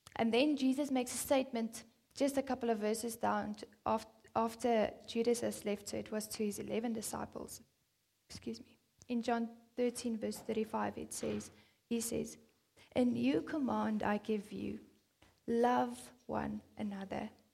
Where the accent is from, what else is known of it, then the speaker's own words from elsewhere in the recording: South Africa; I'm a South African